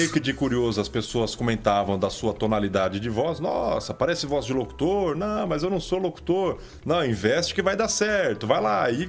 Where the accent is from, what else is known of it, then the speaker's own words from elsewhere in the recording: São Paulo, Brazil; also born or lived in Fernandópolis; Eu sou paulistano mesmo.